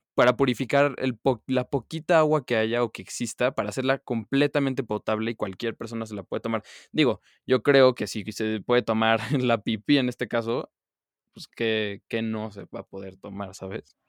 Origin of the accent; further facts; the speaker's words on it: Mexico; mi país